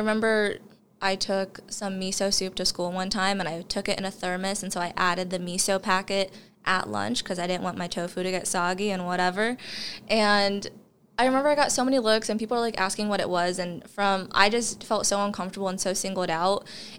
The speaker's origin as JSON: {"language": "English", "town": "Bluffton", "region": "Indiana", "country": "United States", "said": "I always tell people I'm from the Fort Wayne area."}